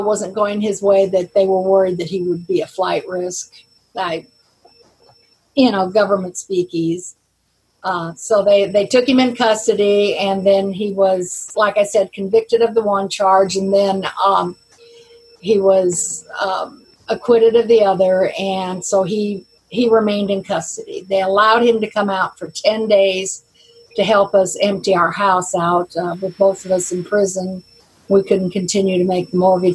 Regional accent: South Carolina, United States; We're from South Carolina

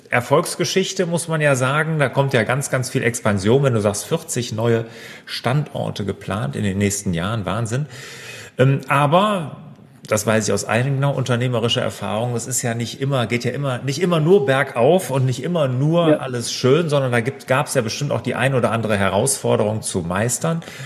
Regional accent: near Cologne, North Rhine-Westphalia, Germany; Jetzt komme ich ja hier äh, aus der Nähe von Köln

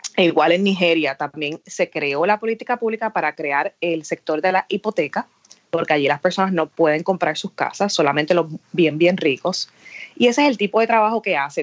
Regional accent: Aguadilla, Puerto Rico; moved away as an adult; now in Washington, D.C., United States; nací eh, y me crié en Aguadilla

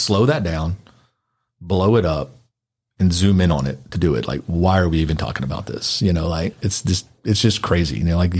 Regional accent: Clarksville, Tennessee, United States; also born or lived in Memphis, Tennessee; I grew up in Clarksville, like a military town.

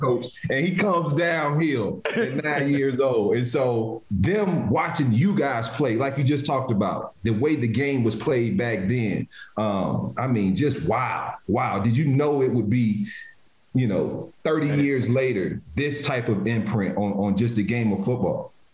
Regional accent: Virginia, United States; I grew up in the Virginia area

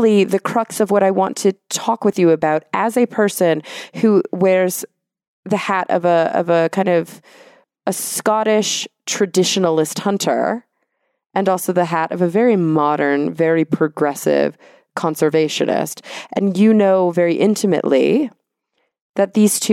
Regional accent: Texas, United States; now in Los Angeles, United States; I grew up in Texas

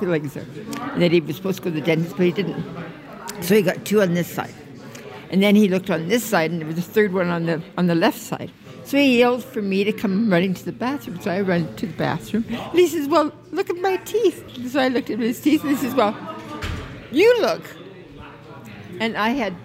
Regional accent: Abbotsford, British Columbia, Canada; my hometown, which was Abbotsford.

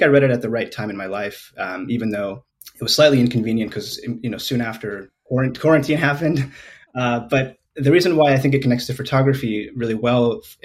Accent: Los Angeles, California, United States; also born or lived in Spain; now in San Francisco, United States; I grew up mostly in Los Angeles, California

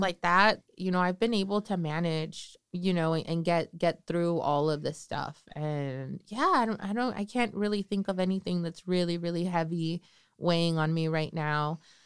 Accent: Northern California, United States; I'm from Northern California

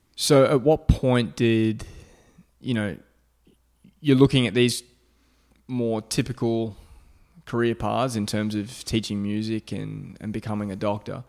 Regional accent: Australia; moved away; I'm from Australia. I, you know, didn't grow up in, like, the high school or college system here

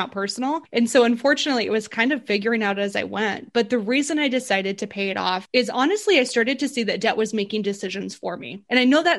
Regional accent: Burley, Idaho, United States; also born or lived in Boise, Idaho; I'm from Burley, Idaho. It's a really small city.

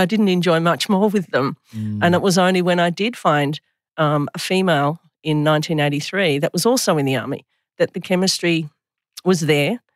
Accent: Melbourne, Victoria, Australia; I grew up in Oakley in Melbourne, in Victoria

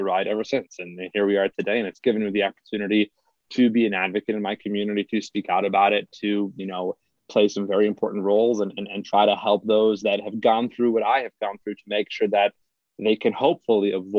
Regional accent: Salt Lake City, Utah, United States; So I was raised here in Salt Lake City.

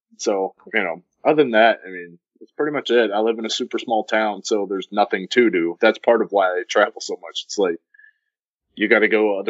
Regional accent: North Central Arkansas, United States; I'm from North Central Arkansas.

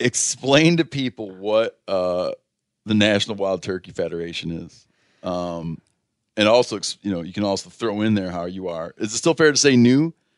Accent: Muskegon County, Michigan, United States; moved away; also born or lived in Grand Rapids, Michigan; I was born in Muskegon County.

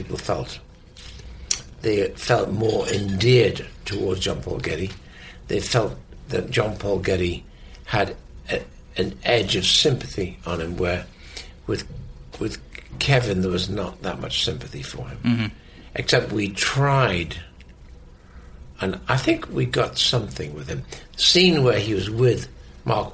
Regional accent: the north of England, United Kingdom; So being British, I'm the opposite. Because I'm from the north of England

